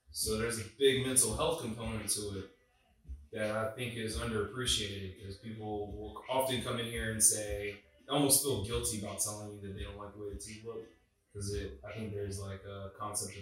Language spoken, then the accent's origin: English; Wilmington, North Carolina, United States; I grew up in Wilmington, North Carolina, which is a coastal town.